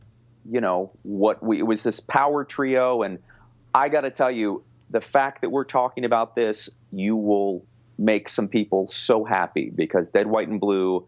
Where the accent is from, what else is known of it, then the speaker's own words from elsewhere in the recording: Baltimore, Maryland, United States; I am from Baltimore.